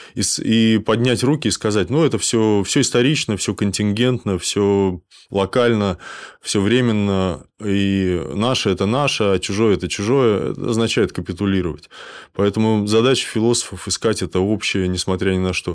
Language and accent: Russian; Kaliningrad, Kaliningrad Oblast, Russia; я из Калининграда, у нас Кант